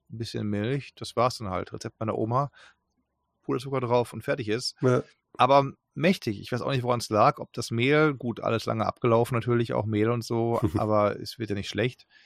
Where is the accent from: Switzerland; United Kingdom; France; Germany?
United Kingdom; England; German is a second language; merke, du musst als Engländer, wenn du Deutsch äh, sprechen willst, immer Ja, Ja, Ja sagen.